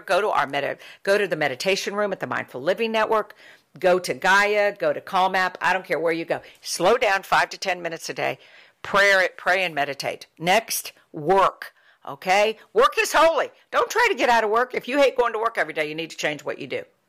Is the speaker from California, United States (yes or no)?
no; Ohio, United States; I was born and lived in a, a, in a very work ethic family, culture and society when I was a child growing up in Ohio.